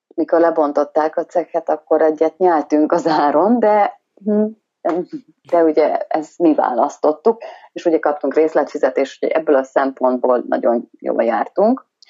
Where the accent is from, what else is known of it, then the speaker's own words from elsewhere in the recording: Hungary; moved away as an adult; now in Western Australia, Australia; magyar vagyok